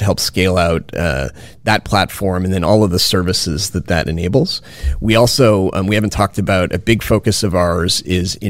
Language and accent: English; Winnipeg, Manitoba, Canada; now in Silicon Valley, United States; I'm originally from Winnipeg